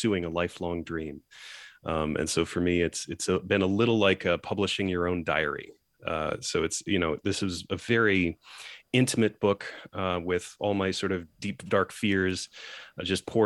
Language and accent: English; Geneva, Switzerland; I grew up in Geneva, Switzerland, surrounded by 100-odd nationalities around me at an international school.